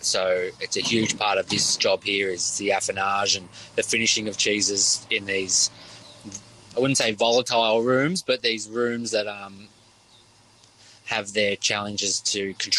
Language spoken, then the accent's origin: English; Victoria, Australia; I'm from the Yarra Valley, so I worked at the Yarra Valley Dairy for many years, and that's where it started as a young passion.